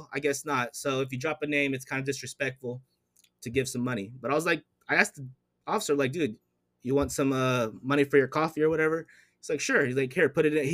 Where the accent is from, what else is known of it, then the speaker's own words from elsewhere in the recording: United States; I'm from the States